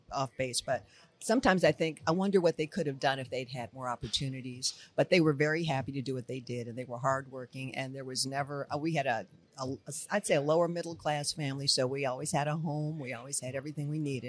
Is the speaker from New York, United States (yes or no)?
no; Detroit, Michigan, United States; moved away; I'm Detroit